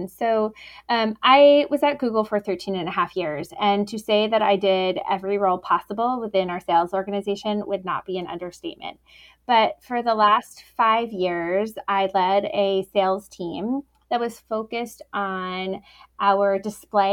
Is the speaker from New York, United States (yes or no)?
yes; New York, United States; also born or lived in Boston; now in Chicago, United States; I am based here in Chicago, though I grew up in New York and lived in Boston